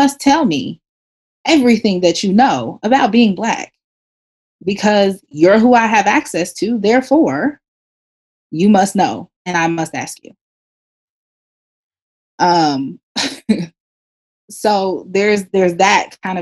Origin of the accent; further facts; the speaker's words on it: Kansas City, United States; moved away; growing up in Kansas City, the Black community there is very, very tight-knit.